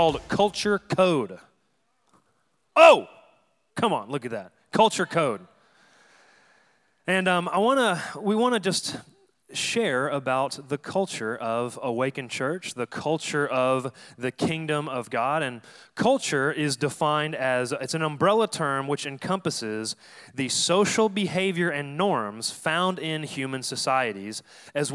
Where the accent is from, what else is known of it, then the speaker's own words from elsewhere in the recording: Dallas, Texas, United States; moved away as an adult; also born or lived in Denton, Texas; now in San Diego, United States; I'm from Dallas, Texas, born and raised